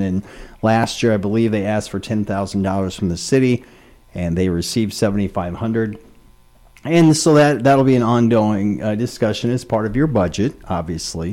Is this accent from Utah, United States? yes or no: no; Spencer, Iowa, United States; now in Red Wing, United States; my hometown of Spencer, Iowa